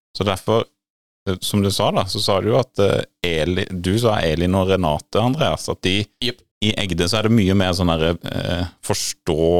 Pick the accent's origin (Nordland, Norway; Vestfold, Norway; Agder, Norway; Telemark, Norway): Agder, Norway; Grimstad; hjemme i Rådyrveien i Grimstad